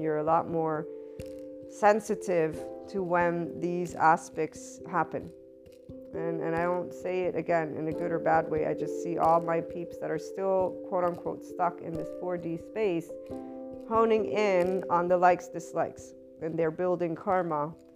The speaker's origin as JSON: {"language": "English", "country": "United States", "said": "As an American"}